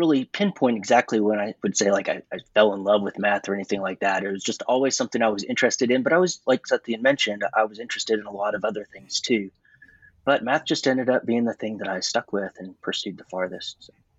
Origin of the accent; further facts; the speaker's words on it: Georgia, United States; So I grew up in North Georgia in a small rural area.